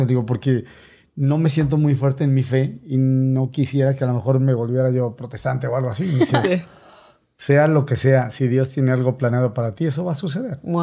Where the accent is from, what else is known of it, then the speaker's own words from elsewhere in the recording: State of Mexico, Mexico; moved away as an adult; now in United States; soy originario del Estado de México. Para los que no saben mucho de geografía, finalmente chilango.